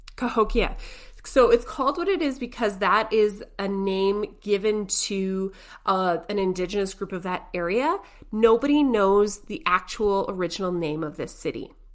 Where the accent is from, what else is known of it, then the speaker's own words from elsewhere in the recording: Canada; we're Canadian